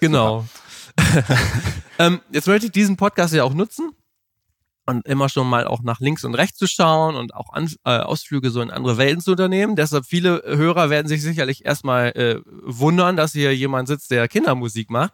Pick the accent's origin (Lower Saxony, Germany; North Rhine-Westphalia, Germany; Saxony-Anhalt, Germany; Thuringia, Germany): Lower Saxony, Germany; Melle; in meiner Heimatstadt Melle